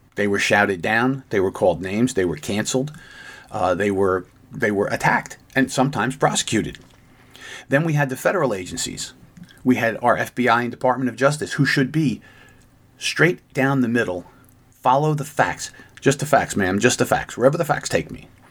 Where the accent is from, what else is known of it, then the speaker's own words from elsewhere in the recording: United States; as an American who has lived most of my life.